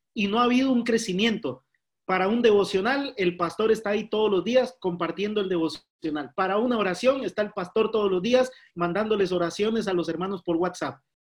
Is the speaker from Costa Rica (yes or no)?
yes; Costa Rica; now in Spain; somos los costarricenses